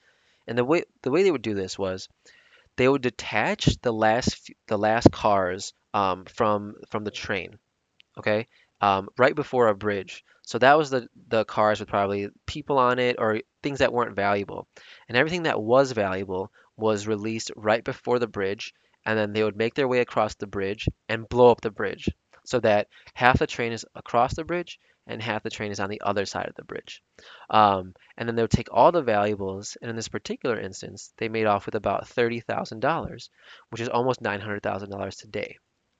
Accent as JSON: {"language": "English", "town": "Chicago", "region": "Illinois", "country": "United States", "tie": "born or raised there", "said": "my hometown, Chicago, Illinois."}